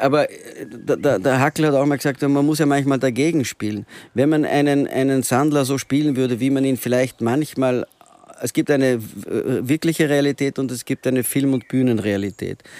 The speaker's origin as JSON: {"language": "German", "town": "Antwerp", "region": "Flanders", "country": "Belgium", "tie": "born or raised there", "moved": "yes", "lives_now": "Vienna, Austria", "said": "ich bin zweisprachig ja. aufgewachsen und in Belgien"}